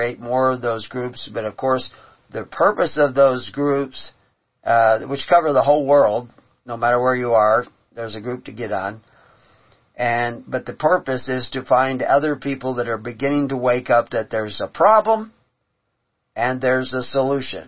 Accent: Houston, Texas, United States; I grew up in Houston on the bayous in Texas

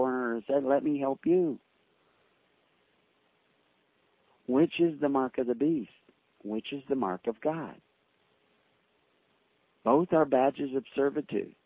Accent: the South, United States; growing up in the South, there was a bigotry towards blacks

